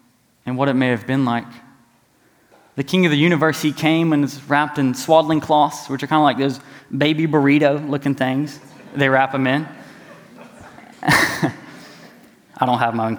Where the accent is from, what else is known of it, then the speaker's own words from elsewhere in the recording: East Tennessee, United States; now in Memphis, United States; I'm from East Tennessee